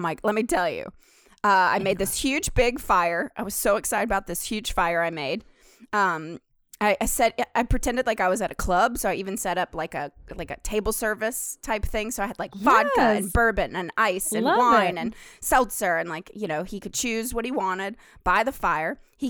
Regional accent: New York City, New York, United States; That's just showing my true colors of being a New Yorker.

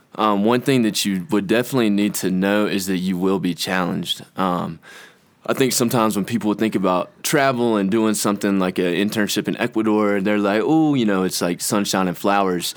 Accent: Conway, South Carolina, United States; I'm from Conway, South Carolina.

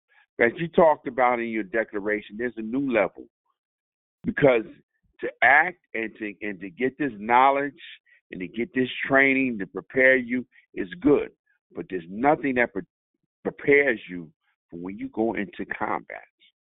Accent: United States; Just like to preface my comments by saying I am an American fighting man. I am a veteran. I'm a combat veteran.

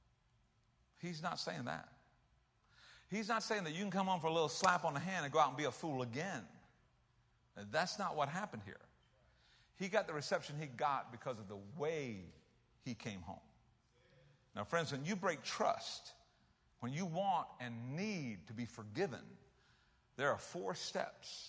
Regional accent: South Carolina, United States; moved away; I was from South Carolina.

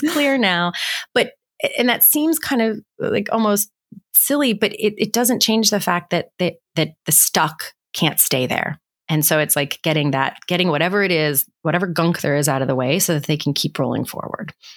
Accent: West Virginia, United States; I grew up in West Virginia

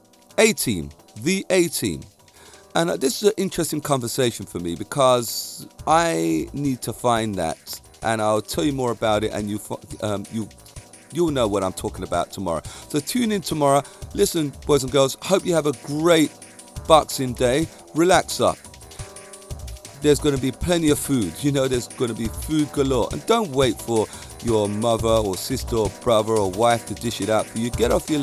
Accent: London, United Kingdom; I am so different to all the people that I grew up with around Stockwell, Clapham, and the Brixton area.

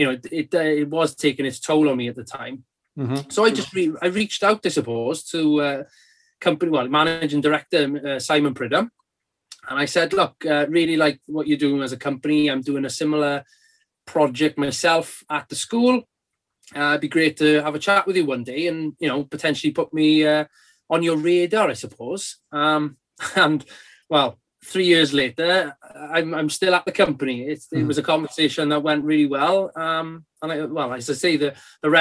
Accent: Carmarthen, Wales, United Kingdom; It was a residential SEBD school based in Carmarthen, in my hometown in Wales

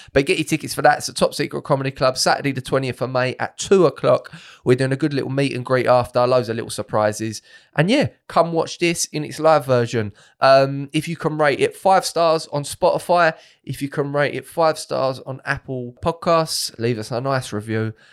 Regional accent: Romford, London, United Kingdom; I was born in Harold Wood, Harold Wood, Romford.

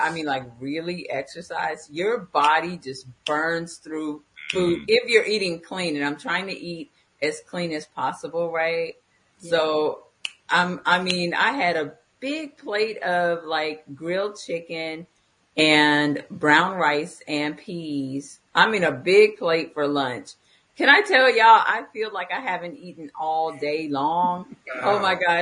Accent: the South, United States; now in Atlanta, United States; I'm from the South

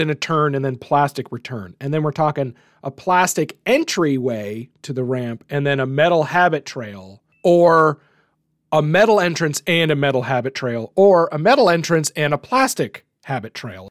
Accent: Canada; as a Canadian

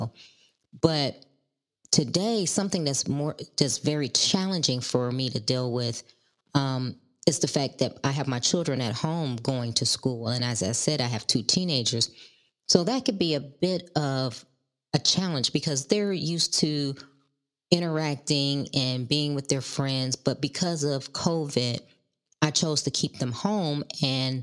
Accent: Chicago, Illinois, United States; I was born and raised in Chicago

